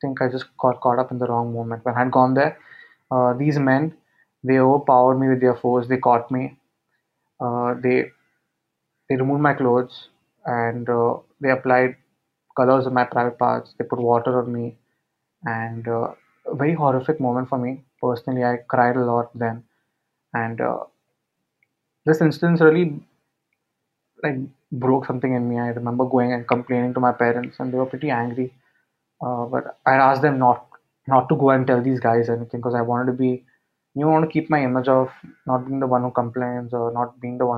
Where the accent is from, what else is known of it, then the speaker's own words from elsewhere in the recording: Mumbai, Maharashtra, India; I'm from Mumbai.